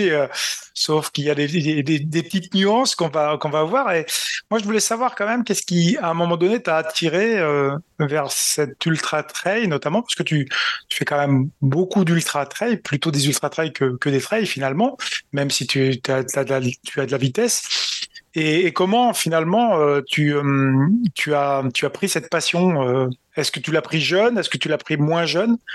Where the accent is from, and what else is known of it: Valloire, Auvergne-Rhône-Alpes, France; born or raised there; also born or lived in Grenoble